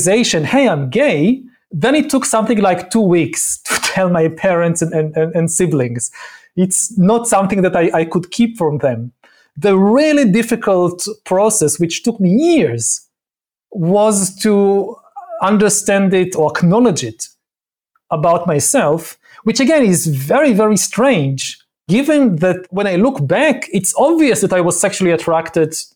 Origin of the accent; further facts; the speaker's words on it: Israel; also born or lived in Jerusalem; when I grew up as a teenager in the 1980s in a small industrial Israeli town